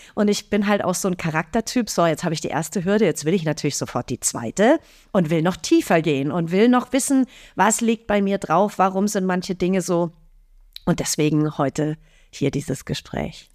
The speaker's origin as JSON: {"language": "German", "town": "Fürstenfeldbruck", "region": "Bavaria", "country": "Germany", "tie": "born or raised there", "said": "in Fürstenfeldbruck, in meinem Heimatort"}